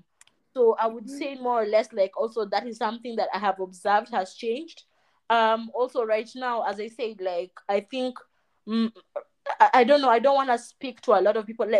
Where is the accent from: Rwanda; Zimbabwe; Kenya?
Kenya; I'm from Kenya